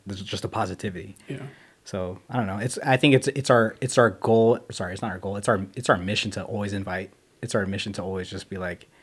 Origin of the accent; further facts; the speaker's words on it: Las Vegas, Nevada, United States; growing up in Las Vegas